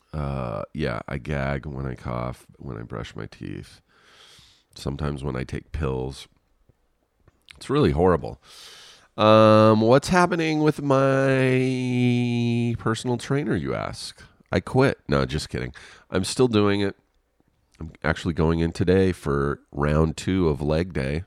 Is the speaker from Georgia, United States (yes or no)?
no; Riverside, California, United States; moved away as an adult; now in Los Angeles, United States; I grew up in Riverside an hour outside of Los Angeles.